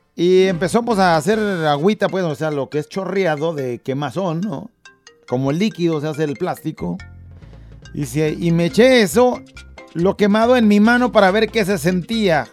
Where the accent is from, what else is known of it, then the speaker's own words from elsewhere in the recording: Tala, Jalisco, Mexico; nosotros somos de Tala, ¿no? De ahí, Tala, Jalisco.